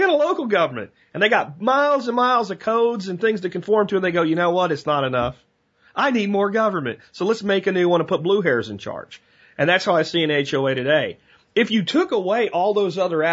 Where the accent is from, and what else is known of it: United States